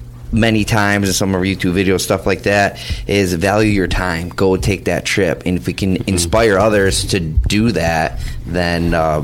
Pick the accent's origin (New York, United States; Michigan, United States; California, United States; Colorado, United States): Michigan, United States; Happy to be here and excited for what this is going to entail. And born and raised in Michigan, Southeast Michigan.